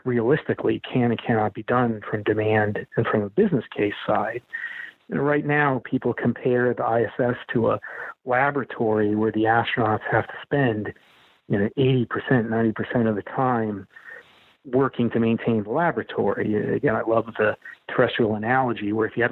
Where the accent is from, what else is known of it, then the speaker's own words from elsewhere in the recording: Montana, United States; moved away; I'm from Montana